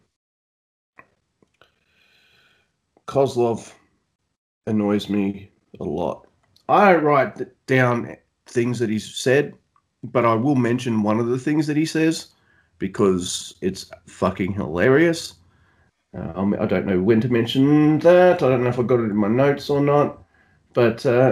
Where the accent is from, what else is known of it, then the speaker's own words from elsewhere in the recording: Australia; accent: Australian; my southern accent, my Australian accent, my exaggerated down under accent